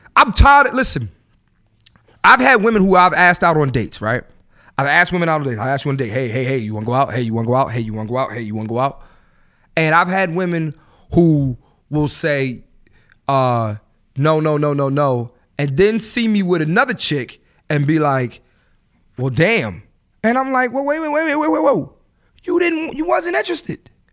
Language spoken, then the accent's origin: English; Philadelphia, Pennsylvania, United States; growing up in Philly